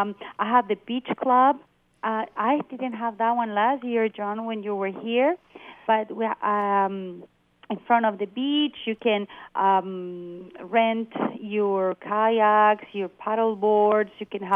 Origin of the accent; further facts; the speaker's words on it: Loreto, Baja California Sur, Mexico; so you can learn more about Loreto, my hometown